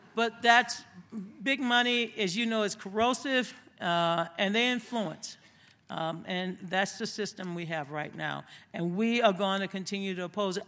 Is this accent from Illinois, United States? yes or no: no; Louisiana, United States; moved away; I grew up in Louisiana